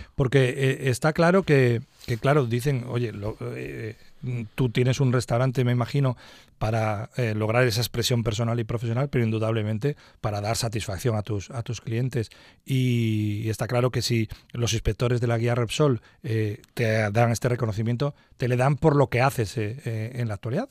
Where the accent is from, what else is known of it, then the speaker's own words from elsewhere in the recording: Cantabria, Spain; nuestra región